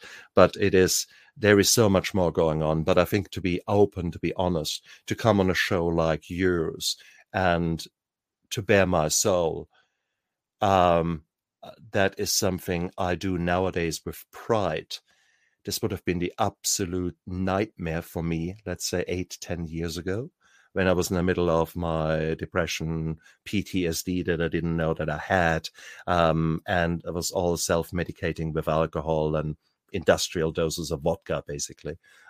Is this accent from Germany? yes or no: yes; Germany; I come from a time, I was born 66, and I grew up in Germany.